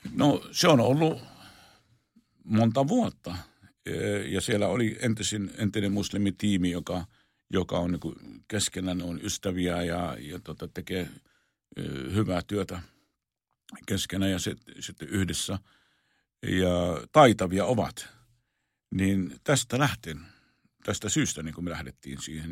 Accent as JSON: {"language": "Finnish", "town": "Jerusalem", "region": "Jerusalem District", "country": "Israel", "tie": "born or raised there", "moved": "yes", "said": "minä olen syntynyt Israelissa, olen syntynyt tuota Jerusalemissa"}